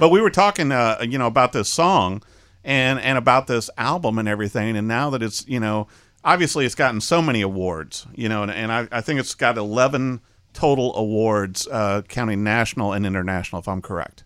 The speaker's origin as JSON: {"language": "English", "town": "Peoria", "region": "Illinois", "country": "United States", "tie": "born or raised there", "said": "I was raised in Peoria"}